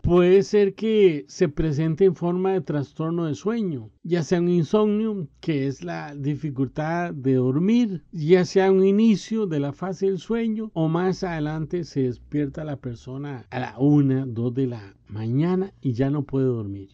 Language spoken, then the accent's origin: Spanish; Costa Rica; En mi país, Costa Rica